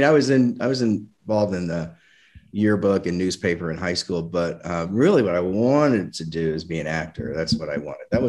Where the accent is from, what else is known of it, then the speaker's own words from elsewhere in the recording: Indianapolis, Indiana, United States; moved away as an adult; also born or lived in Scranton/Wilkes-Barre, Pennsylvania; I was born, I went to school here. I went to high school, elementary school, high school. I went to college, went to Ball State.